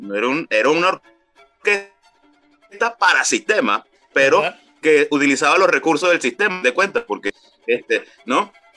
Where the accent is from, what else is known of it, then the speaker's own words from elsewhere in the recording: Calabozo, Guárico, Venezuela; also born or lived in Maracay; Nací en Maracay, sin embargo me crié en los llanos venezolanos, me crié en el estado Guárico, específicamente en Calabozo